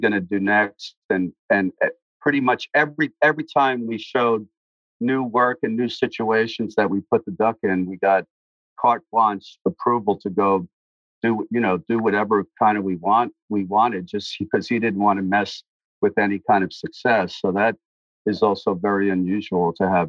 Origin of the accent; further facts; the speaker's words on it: New York City, New York, United States; a guy that I grew up with in Brooklyn